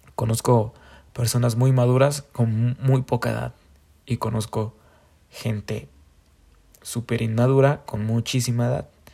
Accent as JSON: {"language": "Spanish", "country": "Mexico", "said": "como somos mexicanos"}